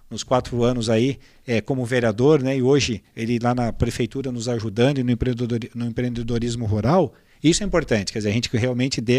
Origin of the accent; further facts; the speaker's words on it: São José, Brazil; sou de São José